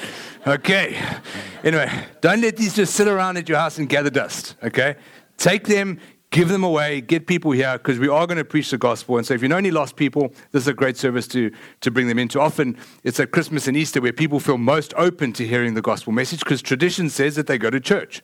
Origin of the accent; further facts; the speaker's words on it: South Africa; now in Lake Travis, United States; I am from South Africa